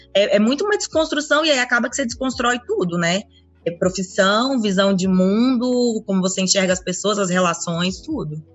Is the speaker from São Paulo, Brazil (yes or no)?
no; Brasília, Federal District, Brazil; also born or lived in Anápolis, Goiás; eu sou de Anápolis, mas eu cresci a minha vida toda em Brasília